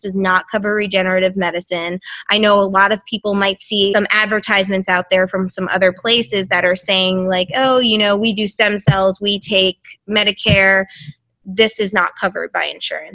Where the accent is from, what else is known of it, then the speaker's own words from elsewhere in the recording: New York, United States; moved away as an adult; also born or lived in New Hampshire / Massachusetts; now in St. Petersburg, United States; I grew up in New York